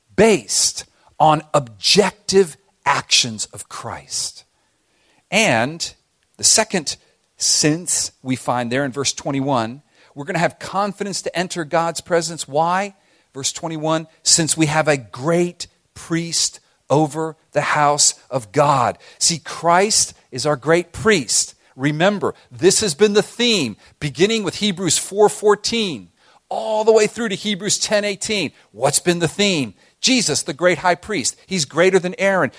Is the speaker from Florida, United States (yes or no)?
yes; Miami, Florida, United States; growing up in Miami